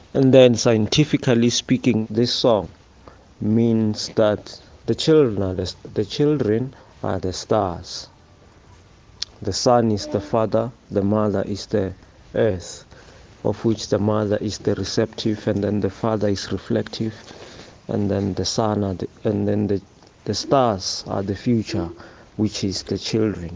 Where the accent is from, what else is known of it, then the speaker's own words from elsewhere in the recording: Northern Cape, South Africa; originally I'm from Northern Cape